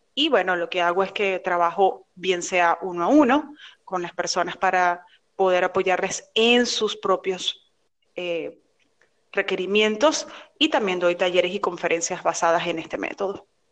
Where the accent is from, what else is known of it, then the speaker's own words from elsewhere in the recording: Venezuela; now in Miami, United States; Yo soy venezolana, estoy residenciada en Miami